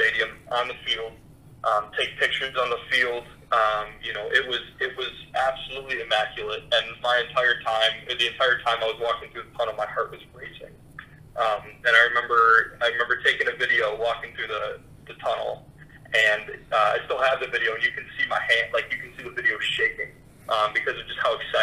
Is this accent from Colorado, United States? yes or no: no; Chicago, Illinois, United States; moved away as an adult; now in Western Michigan, United States; I grew up in the Chicago suburbs